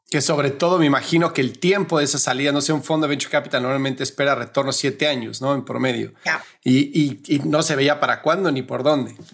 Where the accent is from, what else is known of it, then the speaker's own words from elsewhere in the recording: Mexico; como decimos en México